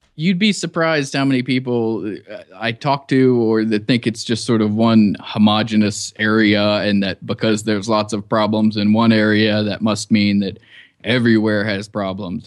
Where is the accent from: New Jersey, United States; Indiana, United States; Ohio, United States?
Ohio, United States; Cincinnati; moved away as an adult; also born or lived in New York / Iraq; I grew up in Cincinnati, Ohio, and, uh, lived there till I was eighteen.